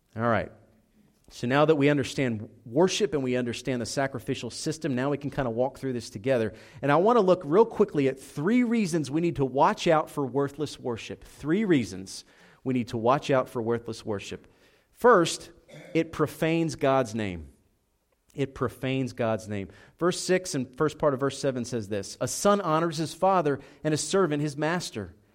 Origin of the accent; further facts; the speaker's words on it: Philadelphia, Pennsylvania, United States; moved away as an adult; also born or lived in Southeast Georgia; I'm Italian. I grew up in Philadelphia.